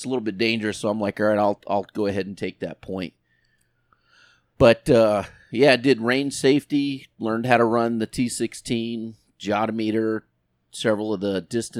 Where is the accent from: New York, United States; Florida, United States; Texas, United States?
Florida, United States; South; moved away as an adult; also born or lived in Yuma, Arizona; now in Arizona, United States; growing up in South Florida